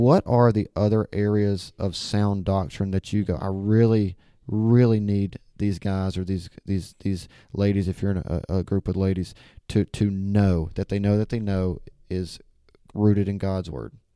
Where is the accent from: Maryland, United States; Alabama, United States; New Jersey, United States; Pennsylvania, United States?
Alabama, United States; now in Memphis, United States; I'm definitely from Alabama